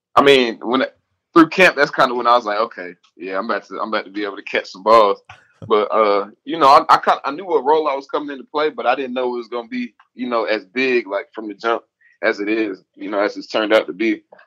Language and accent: English; Atlanta, Georgia, United States; I'm from the South. I'm from Atlanta